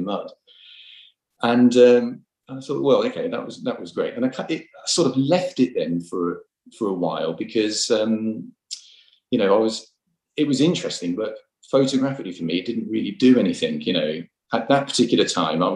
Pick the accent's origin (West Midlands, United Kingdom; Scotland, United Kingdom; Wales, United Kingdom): West Midlands, United Kingdom; Birmingham; also born or lived in New Zealand; now in Bristol, United Kingdom; I was brought up in Birmingham